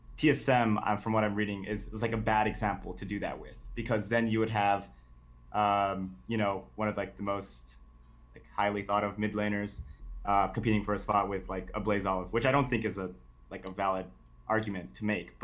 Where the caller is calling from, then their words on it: Texas, United States; No, I'm just kidding. It's not Joe, but I am calling from West Texas.